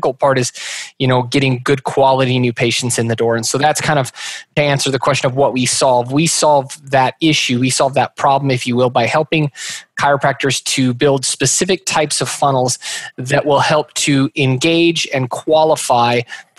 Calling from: Meridian, Idaho, United States; Meridian, Idaho, which is right next to Boise. So pretty much Boise, Idaho.

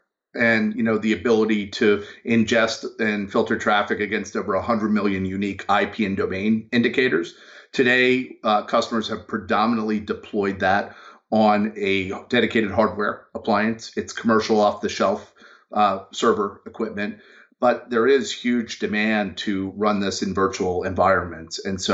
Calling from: Baltimore, Maryland, United States; Actually, just outside of Baltimore, Maryland.

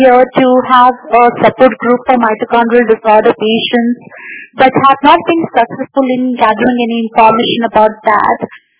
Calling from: India; I'm calling in from India.

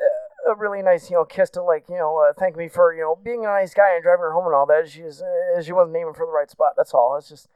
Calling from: Bloomington, Indiana, United States; I'm from Bloomington, Indiana.

